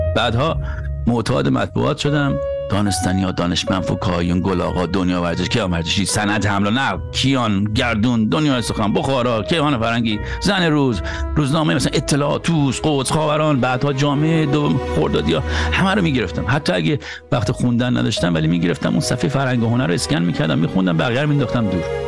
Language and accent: Persian; Iran; moved away; تا وقتی ایران بودم